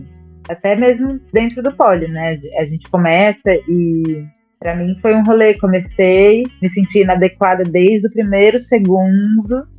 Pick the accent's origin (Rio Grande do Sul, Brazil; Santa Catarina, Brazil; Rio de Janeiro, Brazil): Santa Catarina, Brazil; Florianópolis; moved away; also born or lived in São Paulo / Northeast Brazil; Eu sou de Florianópolis